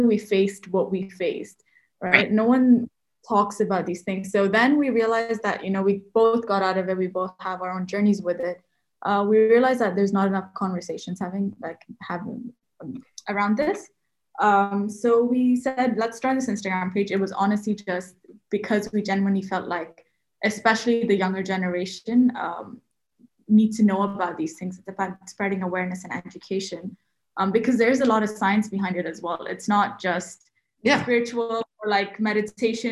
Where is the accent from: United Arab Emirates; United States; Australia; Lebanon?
United Arab Emirates; Sharjah; we are Indian, but raised in UAE. So essentially completely brought up in Sharjah